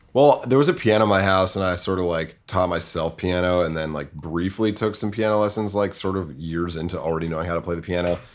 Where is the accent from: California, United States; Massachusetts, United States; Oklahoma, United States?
Massachusetts, United States; Winchester; I'm from, uh, Winchester, Massachusetts. It's a suburb of Boston